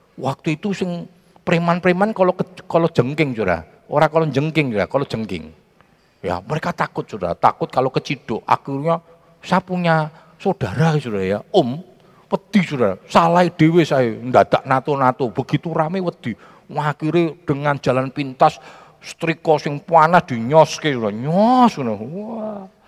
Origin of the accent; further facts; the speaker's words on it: Central Java, Indonesia; accent: Javanese (medok); also born or lived in Jakarta; aksen Jawa saya ilang